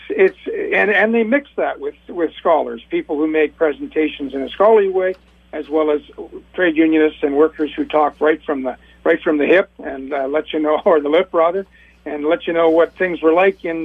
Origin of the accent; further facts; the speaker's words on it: British Columbia, Canada; I'm a Canadian, my area of British Columbia was a hotbed of mine mill organizing